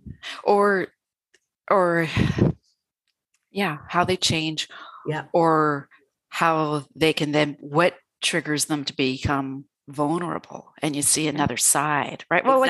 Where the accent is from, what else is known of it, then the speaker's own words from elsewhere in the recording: Canada; being Canadian